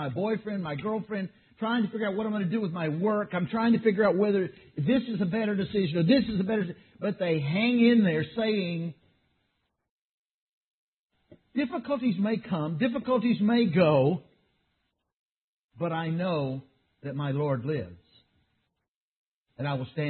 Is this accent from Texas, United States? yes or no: yes; Texas, United States; I grew up in Texas